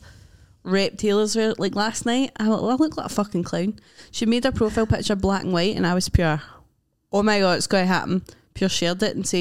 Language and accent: English; Scotland, United Kingdom; I'm Scottish